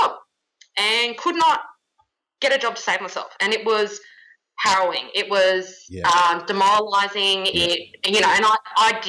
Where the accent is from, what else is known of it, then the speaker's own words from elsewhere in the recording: Wagga Wagga, New South Wales, Australia; moved away as an adult; I grew up in Wagga in regional New South Wales